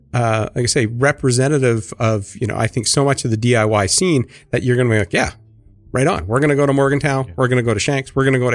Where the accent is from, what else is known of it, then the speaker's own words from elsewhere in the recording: Kingston, Ontario, Canada; born there; also born or lived in Fargo, North Dakota / Winnipeg, Manitoba / Syracuse; From Kingston, Ontario. Is my birthplace. And then it's all around other places. Highlights being Fargo, North Dakota.